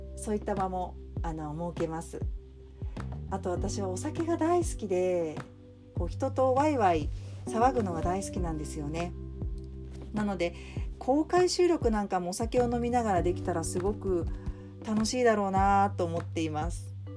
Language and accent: Japanese; Tokyo, Japan; moved away as an adult; now in Kobe, Japan; 東京生まれ東京育ち